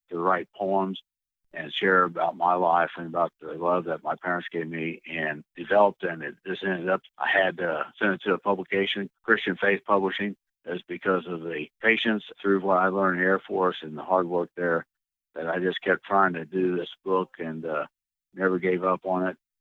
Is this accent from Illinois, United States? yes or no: yes; Illinois, United States; moved away as an adult; also born or lived in Washington / New Mexico / Italy; now in Georgia, United States; I was born and raised in Illinois